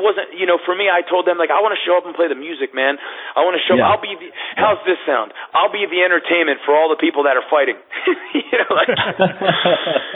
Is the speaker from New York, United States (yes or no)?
no; Philadelphia, Pennsylvania, United States; I grew up in Philadelphia